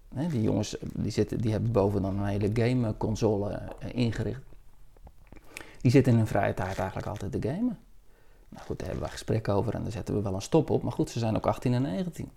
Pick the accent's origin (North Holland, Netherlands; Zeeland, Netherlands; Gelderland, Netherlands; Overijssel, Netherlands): Zeeland, Netherlands; Ik ben in Zeeland opgegroeid